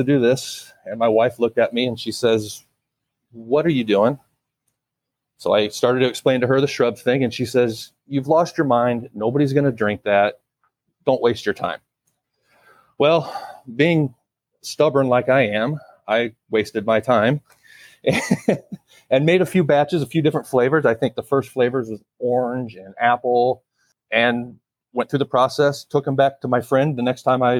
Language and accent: English; Illinois, United States; also born or lived in Colorado / Alabama; now in Florida, United States; I grew up in Illinois.